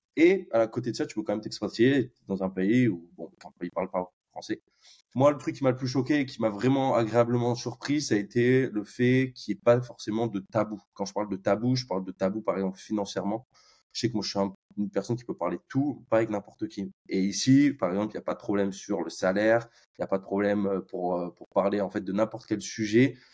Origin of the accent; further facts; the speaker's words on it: Bordeaux, Nouvelle-Aquitaine, France; moved away as an adult; now in Dublin, Ireland; je viens de Bordeaux, euh, donc euh, en France.